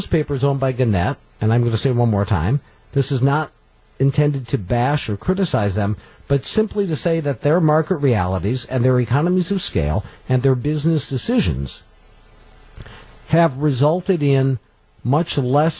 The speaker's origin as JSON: {"language": "English", "town": "Coleman", "region": "Wisconsin", "country": "United States", "tie": "born or raised there", "said": "I was raised in Coleman."}